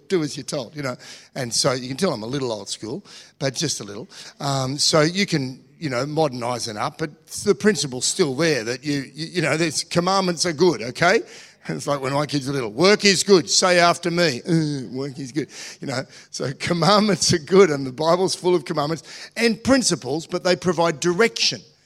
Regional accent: Australia; I'm an Australian

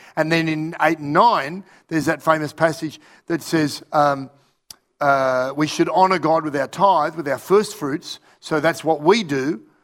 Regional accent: Australia; also born or lived in Russia; I was from Australia

